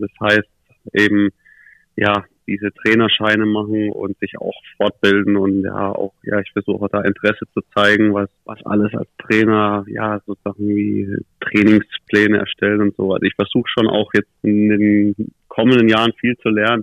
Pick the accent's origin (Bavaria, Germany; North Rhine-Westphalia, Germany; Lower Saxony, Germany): Bavaria, Germany; Nuremberg; born or raised there; also born or lived in Krefeld